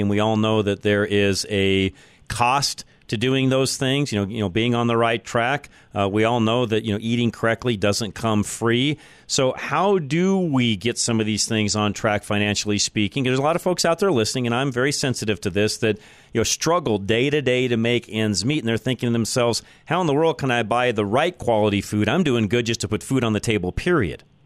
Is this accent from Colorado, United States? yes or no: yes; Boulder, Colorado, United States; I am a native of, of Boulder, so uh, there's not too many of us around left